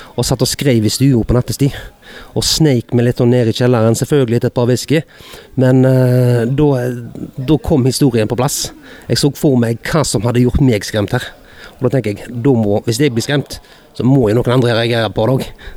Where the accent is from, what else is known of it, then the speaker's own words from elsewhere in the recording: Hordaland, Vestland, Norway; bygdehuset hjemme i Hordaland